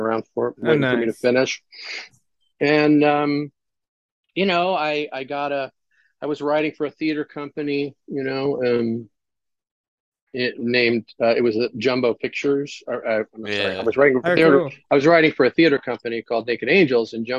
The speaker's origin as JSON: {"language": "English", "town": "Munster", "region": "Indiana", "country": "United States", "tie": "born or raised there", "said": "I grew up, in a town called Munster, Indiana"}